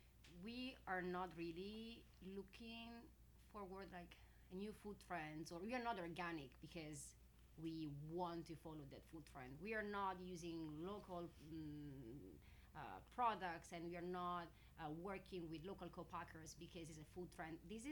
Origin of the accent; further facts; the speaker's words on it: Italy; English is a second language; moved away as an adult; now in San Francisco, United States; We come from Italy